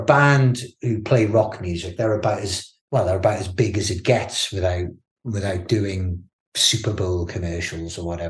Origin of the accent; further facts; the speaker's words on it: the Northeast, North East England, United Kingdom; moved away as an adult; also born or lived in Cardiff / London; now in Bristol, United Kingdom; I'm from the Northeast